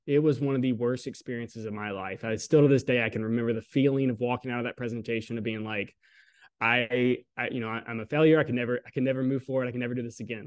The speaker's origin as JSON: {"language": "English", "region": "Southern Alabama", "country": "United States", "tie": "born or raised there", "said": "I grew up in Southern Alabama"}